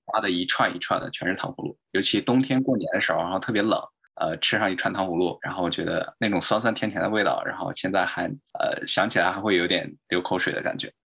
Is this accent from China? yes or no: yes; Zhumadian, Henan, China; 我出生在就是，呃，中国河南的一个小的地方，叫驻马店。它是一个农村